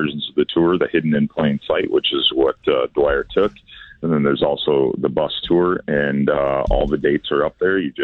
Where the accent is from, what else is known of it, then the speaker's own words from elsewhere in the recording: Downers Grove, Illinois, United States; also born or lived in Lombard, Illinois; I'm originally from Downers Grove, which is the next suburb south of where I went to high school.